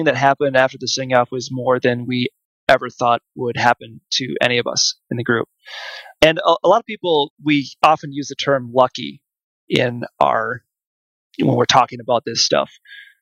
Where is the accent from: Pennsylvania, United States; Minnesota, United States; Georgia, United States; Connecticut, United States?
Minnesota, United States; Mankato; my hometown of Mankato, Minnesota